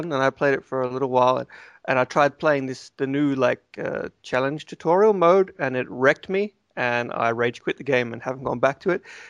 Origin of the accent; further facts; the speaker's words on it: the South, United States; So, I'm from the South, and I think I'm sort of channeling...